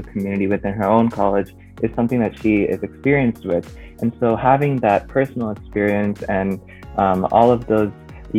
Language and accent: English; Iowa, United States; I am a junior studying neuroscience and computational biology at Duke University. I'm from Irvindale, Iowa.